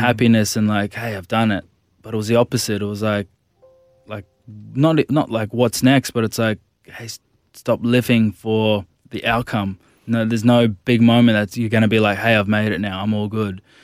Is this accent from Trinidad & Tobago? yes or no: no; Gold Coast, Queensland, Australia; also born or lived in Brisbane; I grew up on the Gold Coast when I was about fifteen years old. I moved to Nudgee College, it's a big school in Brisbane